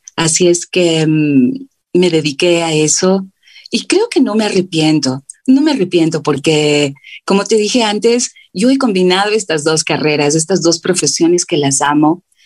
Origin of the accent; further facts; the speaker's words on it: Quito, Pichincha, Ecuador; yo soy acá de Quito, vengo de una familia muy grande